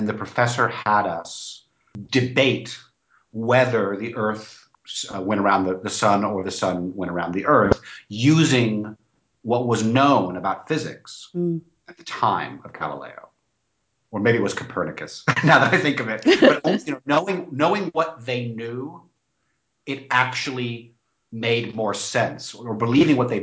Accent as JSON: {"language": "English", "region": "Florida", "country": "United States", "tie": "born or raised there", "said": "in my town, in my hometown of Florida."}